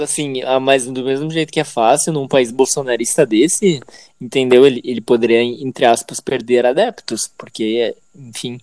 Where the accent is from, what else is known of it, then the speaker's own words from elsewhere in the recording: Conduru, Espírito Santo, Brazil; eu fui criado em Conduru